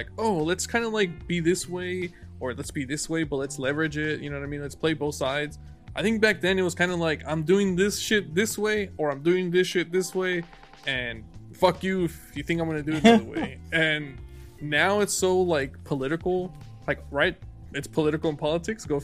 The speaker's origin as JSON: {"language": "English", "country": "United States", "tie": "born or raised there", "said": "I was born here in the United States, and I was born in the 90s"}